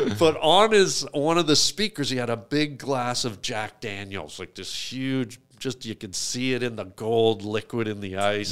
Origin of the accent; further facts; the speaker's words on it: Canada; we're from Canada